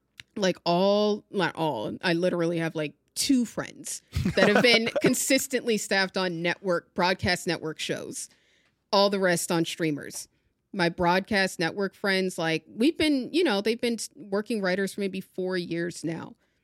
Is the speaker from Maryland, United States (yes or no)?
yes; Maryland, United States; I grew up in Maryland, you know, like very close to DC and Baltimore. I'm like 20 minutes from each.